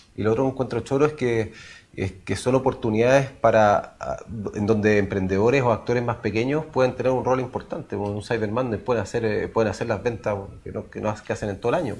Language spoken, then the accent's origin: Spanish; Chile; como chilenos